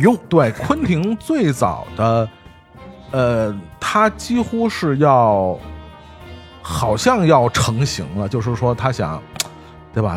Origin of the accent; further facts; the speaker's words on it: China; 用我们中国人的话说叫君子之交淡如水嘛